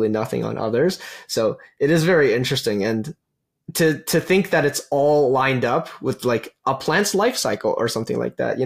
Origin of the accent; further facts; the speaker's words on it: Calgary, Alberta, Canada; I'm originally from Calgary